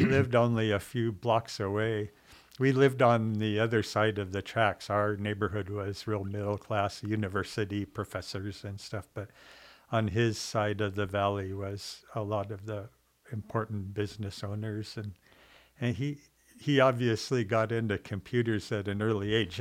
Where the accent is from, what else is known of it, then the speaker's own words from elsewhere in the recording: Seattle, Washington, United States; moved away as an adult; also born or lived in Alaska; I grew up in Seattle